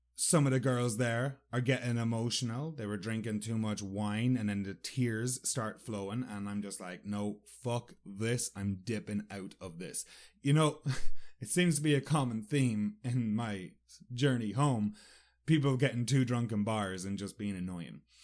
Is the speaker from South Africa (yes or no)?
no; Sligo, Connacht, Ireland; moved away; Sligo, my hometown